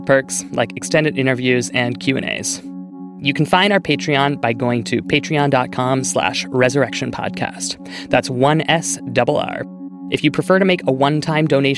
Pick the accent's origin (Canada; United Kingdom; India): Canada; we're from Canada